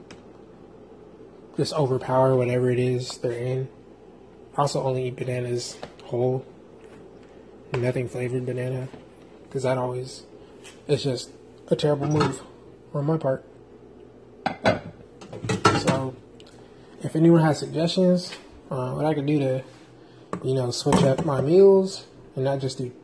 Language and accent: English; San Diego, California, United States; moved away; I'm from San Diego.